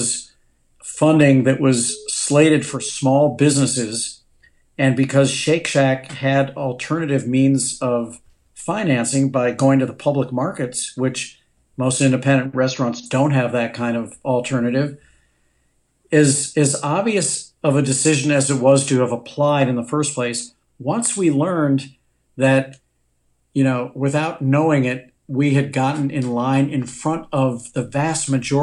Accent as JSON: {"language": "English", "town": "St. Louis", "region": "Missouri", "country": "United States", "tie": "born or raised there", "moved": "yes", "said": "when I grew up in St. Louis"}